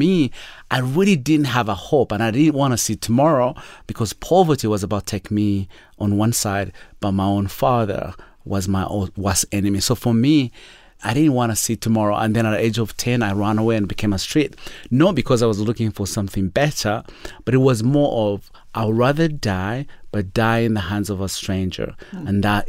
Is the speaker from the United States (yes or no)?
no; Uganda; born there; So I was born in Uganda, in a world where it's hard to explain to most of our listeners.